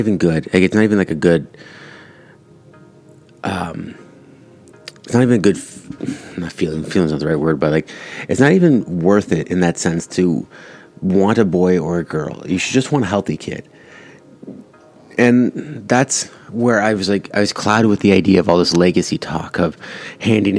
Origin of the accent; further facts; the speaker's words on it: Canada; I was born here in Canada. My parents are both Italian immigrants, and I'm first Canadian, first generation Canadian